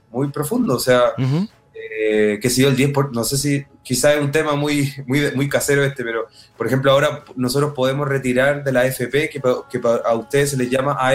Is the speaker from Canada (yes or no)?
no; Chile; born there; O sea, yo nací en dictadura en Chile, y, pero era muy, era muy, era una guagua, o sea, un bebé, no, no caché nada.